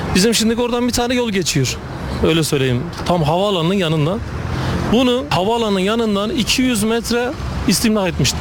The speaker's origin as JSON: {"language": "Turkish", "town": "Kayseri", "region": "Kayseri Province", "country": "Turkey", "said": "ben e, Kayseri'nin Koca Sinan tarafında Yüreğil köyünde köyündenim."}